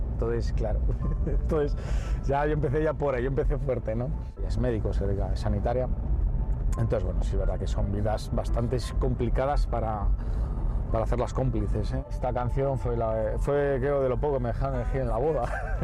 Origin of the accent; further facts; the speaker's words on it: Guardo, Castile and León, Spain; moved away; also born or lived in Valladolid; cuando nací en Guardo rondaría los 12.000, 13.000 habitantes mínimo